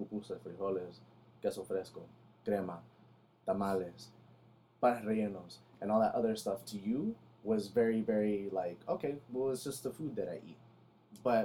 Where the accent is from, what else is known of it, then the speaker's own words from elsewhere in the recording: United States; I was born here. I'm American